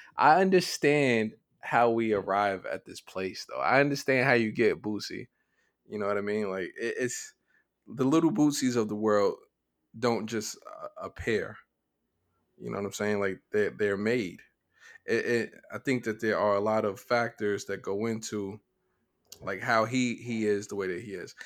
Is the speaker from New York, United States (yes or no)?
yes; New York, United States; we're, we're from New York